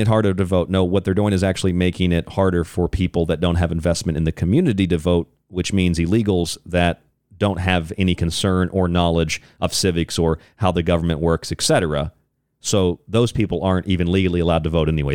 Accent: Florida, United States; I'm from Florida

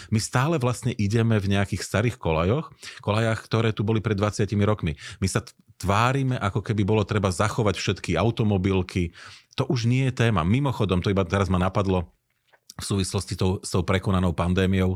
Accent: Slovakia; my sme ako ľudia zo Slovenska

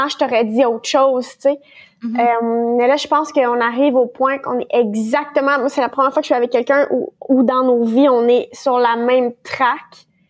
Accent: Ontario, Canada; je suis de l'Ontario

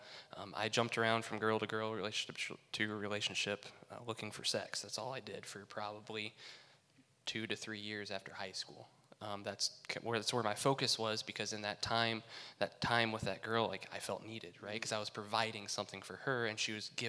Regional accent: South Whitley, Indiana, United States; I grew up in South Whitley

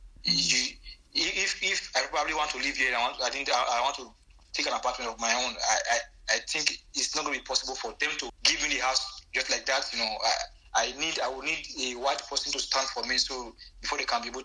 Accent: Edo, Nigeria; now in Limatola, Italy; people who come from my state, Edo state, and you speak, when I speak, I do speak Edo.

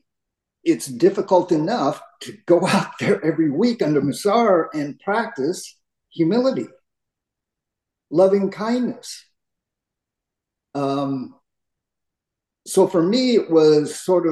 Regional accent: United States; I grew up in America, in the United States, my parents both were born in the United States. My grandparents immigrated from Japan

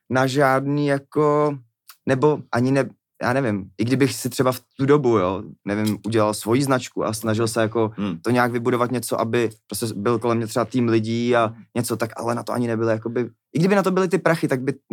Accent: Czechia; jsme Češi my prostě

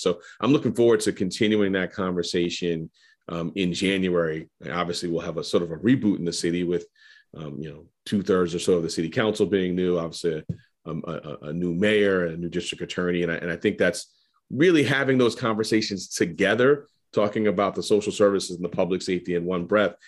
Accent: New York City, New York, United States; I was growing up in Harlem

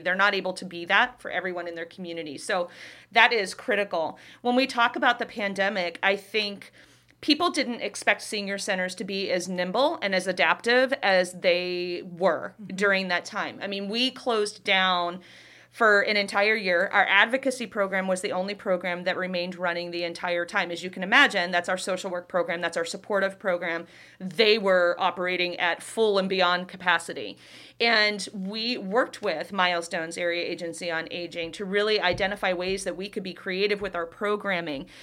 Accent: Youngstown, Ohio, United States; moved away as an adult; now in Davenport, United States; I'm originally from Youngstown, Ohio

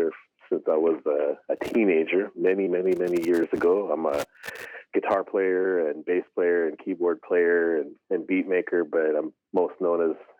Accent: Seattle, Washington, United States; moved away as an adult; also born or lived in Albuquerque; I was born and raised in the Seattle area. I'm Siksika, but I grew up in the Seattle area

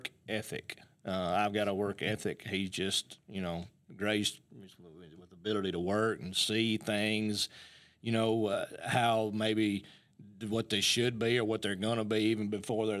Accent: Athens, Alabama, United States; I was born and raised in Athens

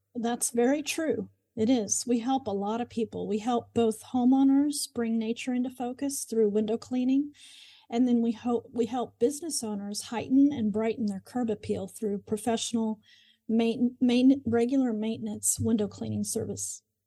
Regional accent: Moore, Oklahoma, United States; I grew up in Oklahoma, in Moore, Oklahoma, and have lived here most of my life

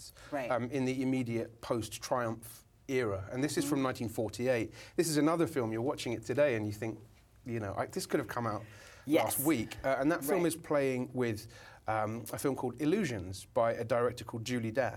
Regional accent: United Kingdom; now in Brooklyn, United States; being a Brit, you know, being back home in the UK

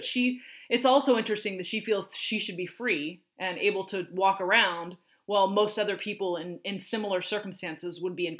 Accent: Washington, United States; I'm from Washington State

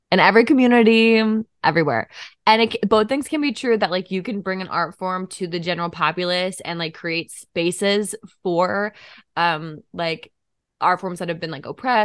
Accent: Seattle, Washington, United States; I'm from Seattle

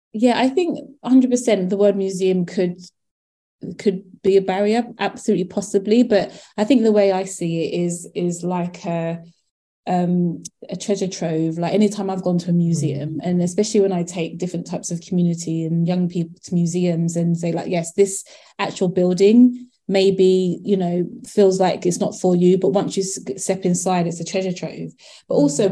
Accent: Croydon, London, United Kingdom; now in Coventry, United Kingdom; I'm from South London in, in um, um, Croydon

